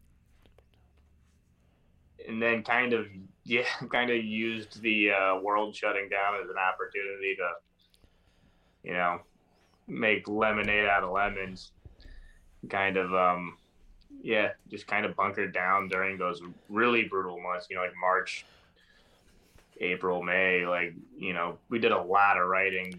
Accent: Maryland, United States; I grew up in Maryland

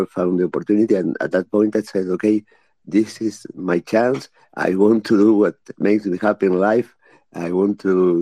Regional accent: Uruguay; I am from Uruguay. I have been into cybersecurity all of my life. And well, I have worked for the government in Uruguay in different ministries.

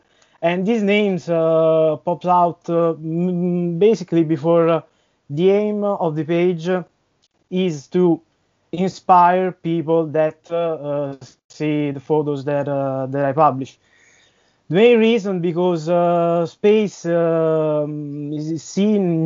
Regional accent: central Italy, Italy; I'm from Italy, from the center part

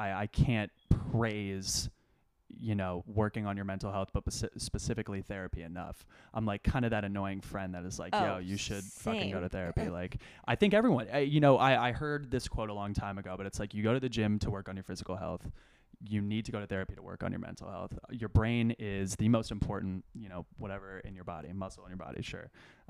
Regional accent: Los Angeles, California, United States; Simple story. I grew up on Roxbury Street in Los Angeles.

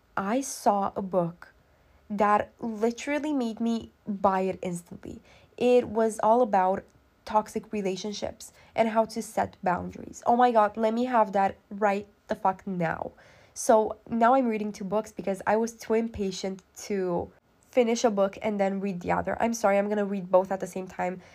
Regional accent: Romania; I'm not American, I'm Romanian

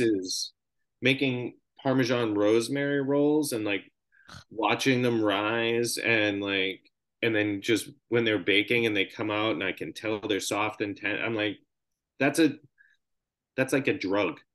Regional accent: Boston, Massachusetts, United States; moved away as an adult; also born or lived in Los Angeles; I grew up in Boston.

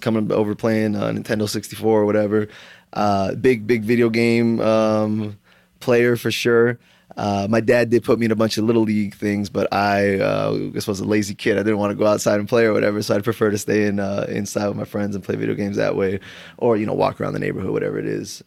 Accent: South Florida, United States; moved away as an adult; also born or lived in Broward County, Florida / Miami, Florida; now in Tempe, United States; I'm originally from South Florida, uh, born in Broward County, ended up moving to Miami when I was, like, eleven, um, and, uh, basically lived in Florida until a year and a half ago when I moved out to Arizona.

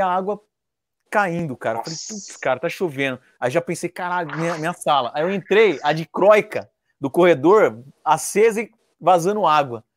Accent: Indaiatuba, São Paulo, Brazil; aqui em Dayatuba, que eu sou interior de São Paulo

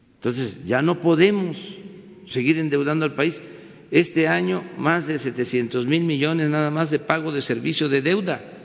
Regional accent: Mexico; lo que somos los mexicanos, de lo que estamos hechos los mexicanos

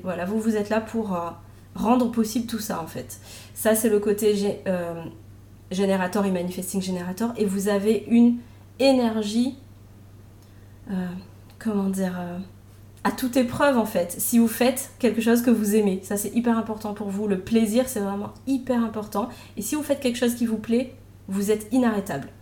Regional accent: Réunion; moved away as an adult; also born or lived in Metropolitan France; now in France; J'étais à l'île de la Réunion jusqu'à mes 26 ans, puisque je suis réunionnaise. Et ça fait 10 ans que je suis en métropole.

